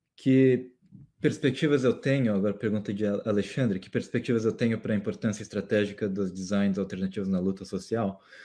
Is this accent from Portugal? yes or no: no; Mato Grosso do Sul, Brazil; no Mato Grosso do Sul. Ah, que, é, que é a região onde eu cresci